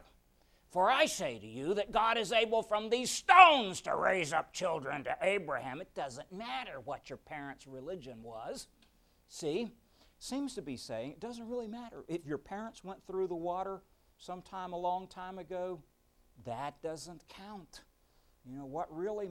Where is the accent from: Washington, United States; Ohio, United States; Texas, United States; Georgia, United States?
Texas, United States; Beaumont; the Baptists I knew growing up in Beaumont